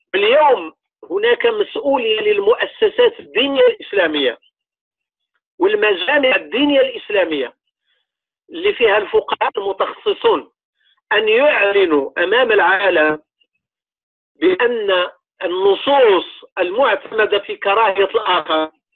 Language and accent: Arabic; Morocco; المدرسه اللي عندنا في المغرب هي ديال الدوله